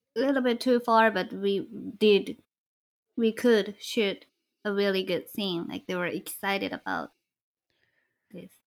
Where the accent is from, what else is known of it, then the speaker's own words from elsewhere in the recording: Kyoto, Japan; moved away; I went back to Kyoto, to my hometown